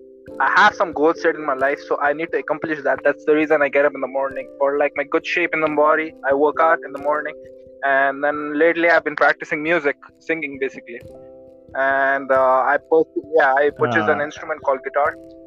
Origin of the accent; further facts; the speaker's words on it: Qatar; also born or lived in India; now in Hyderabad, India; Well, I'm from Qatar. I'm from India. I was born in India, but I did my schooling and everything from Qatar. And right now I'm in Hyderabad.